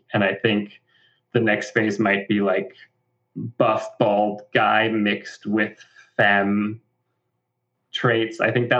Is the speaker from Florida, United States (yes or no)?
yes; Florida, United States; And it's like the same identity and the same message translated into growing up in Florida.